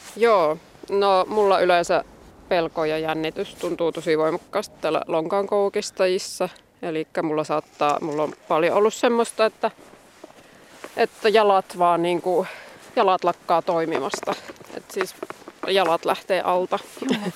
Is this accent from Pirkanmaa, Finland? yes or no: no; Ostrobothnia, Finland; also born or lived in Joensuu / Tampere; now in Koli, Finland; mä itse olen Pohjanmaalta alun perin